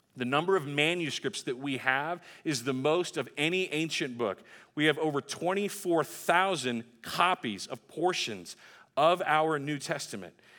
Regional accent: Texas, United States; my home state of Texas

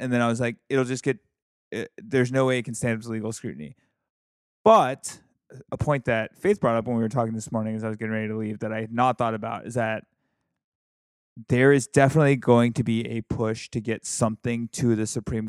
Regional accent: Alabama, United States; My home state of Alabama, just aggressive failure.

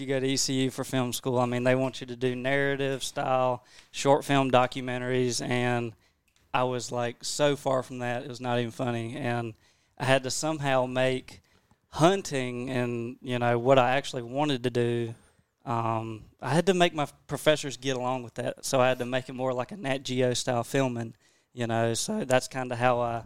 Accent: Creedmoor, North Carolina, United States; I'm from Creedmoor, North Carolina, and a lot of people don't know where that's from. It's about 30 minutes north of Raleigh

